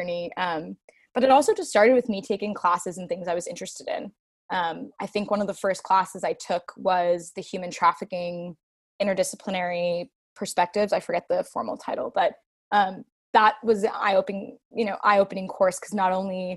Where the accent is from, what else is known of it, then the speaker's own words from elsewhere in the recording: New York City, New York, United States; So I grew up in Brooklyn, New York